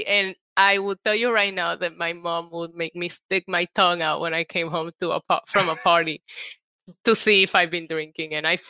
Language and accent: English; Puerto Rico; also born or lived in New York; I grew up in Puerto Rico